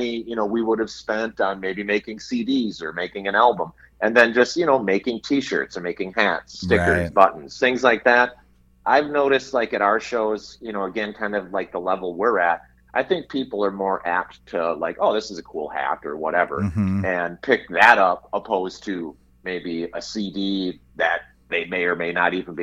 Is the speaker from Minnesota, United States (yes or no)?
yes; Hutchinson, Minnesota, United States; I grew up in Hutchinson, okay, Minnesota, which is about an hour and a half west of the metro here